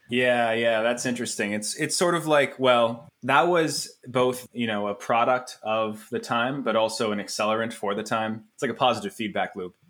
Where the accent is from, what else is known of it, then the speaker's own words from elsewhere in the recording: Ottawa, Ontario, Canada; I am now back in my, in, in Ottawa, my hometown, uh, my home city